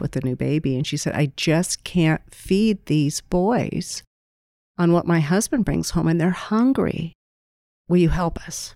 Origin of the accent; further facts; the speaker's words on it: Greene County, Iowa, United States; I was raised in Greene County, a blue-collar family.